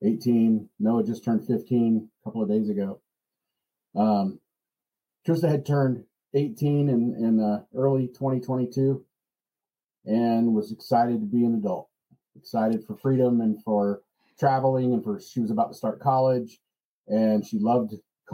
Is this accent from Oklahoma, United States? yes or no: yes; Broken Arrow, Oklahoma, United States; We're from Broken Arrow, Oklahoma.